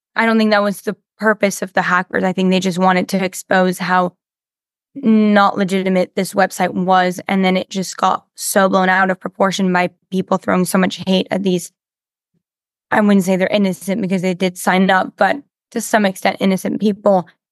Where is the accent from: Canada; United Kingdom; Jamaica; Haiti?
Canada; I do a lot of dubbing in French because I'm French Canadian